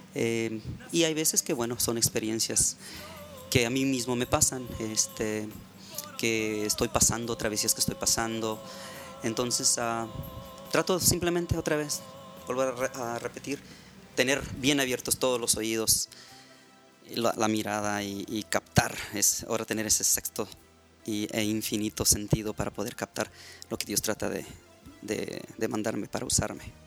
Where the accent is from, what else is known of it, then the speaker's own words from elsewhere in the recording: Ensenada, Baja California, Mexico; also born or lived in Tijuana; now in United States; soy mexicano nací en Tijuana, me crié en Ensenada y pues ya tengo acá en Estados Unidos, pues ahora sí que toda una vida, como unos 30 años